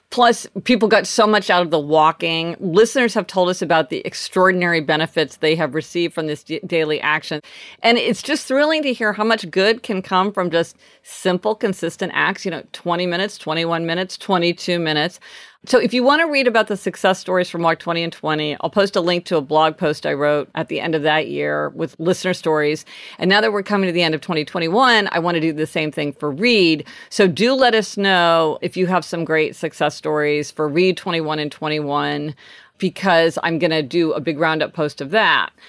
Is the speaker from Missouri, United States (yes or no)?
yes; Kansas City, Missouri, United States; born or raised there; now in New York City, United States